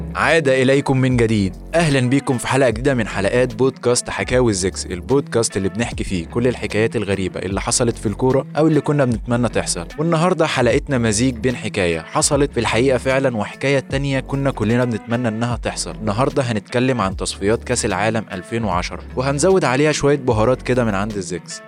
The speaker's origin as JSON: {"language": "Arabic", "country": "Egypt", "said": "عندنا في مصر هنا"}